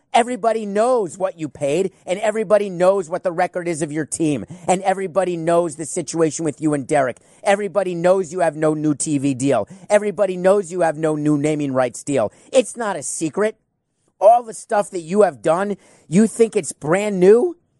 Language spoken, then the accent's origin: English; Miami, Florida, United States; my hometown team